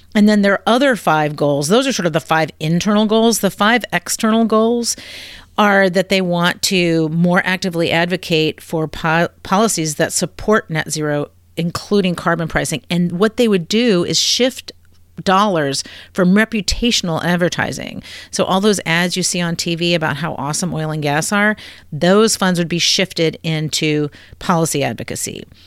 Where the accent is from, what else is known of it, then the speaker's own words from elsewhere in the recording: Virginia, United States; I was born and raised in the Commonwealth of Virginia